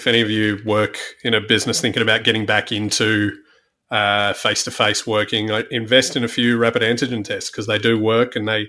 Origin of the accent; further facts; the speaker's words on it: Australia; accent: Aussie; I'll often play up the Australian thing so people don't think I'm English or American.